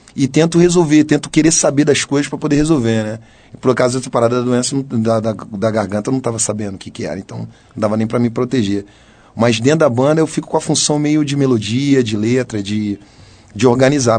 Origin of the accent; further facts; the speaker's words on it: Rio de Janeiro, Brazil; sou cria do Engenho Novo, um lugar lá no subúrbio do Rio de Janeiro